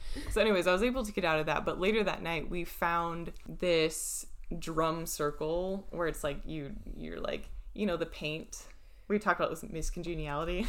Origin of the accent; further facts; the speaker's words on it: United States; I would say I was American